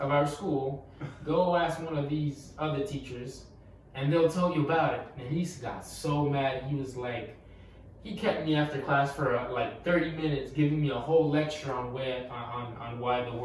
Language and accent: English; Honduras; now in United States; I'm from Honduras.